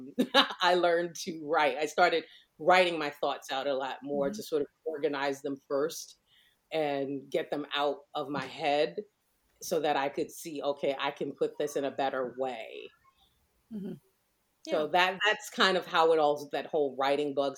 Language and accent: English; New York City, New York, United States; growing up in New York, we had something called summer youth employment